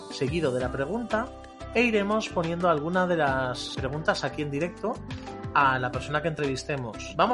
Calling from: Valladolid, Castile and León, Spain; de Valladolid y tengo un par de agapornis.

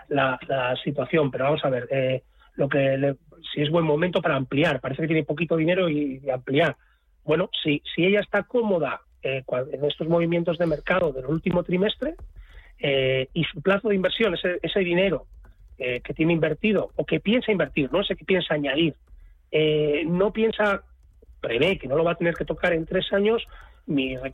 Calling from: Alicante, Valencian Community, Spain; de Alicante.

